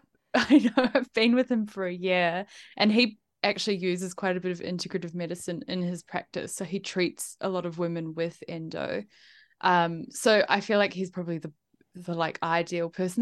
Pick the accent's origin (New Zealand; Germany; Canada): New Zealand; also born or lived in Italy / United Kingdom / Melbourne, Australia; now in Sydney, Australia; I'm from New Zealand originally. I grew up there